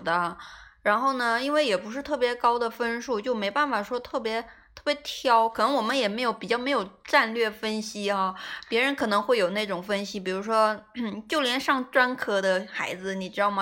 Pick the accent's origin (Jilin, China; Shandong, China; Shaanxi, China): Jilin, China; moved away as an adult; also born or lived in southern China (family origin); 实际上是南方人，但是因为从小在北方长大，然后我爸妈觉得我应该适应不了，突然跑到南方。